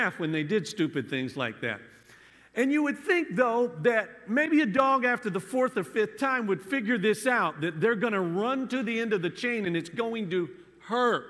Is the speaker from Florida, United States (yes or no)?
yes; Florida, United States; now in Pennsylvania, United States; I grew up in the South in Florida